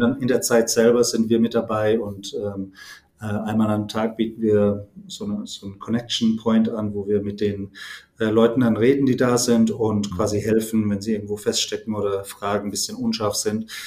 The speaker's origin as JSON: {"language": "German", "area": "near Heidelberg", "region": "Baden-Württemberg", "country": "Germany", "said": "komme aus der Nähe von Heidelberg"}